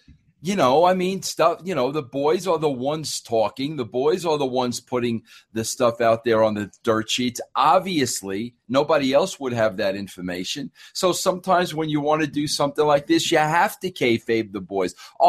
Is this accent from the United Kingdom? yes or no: no; New York, United States; I grew up in New York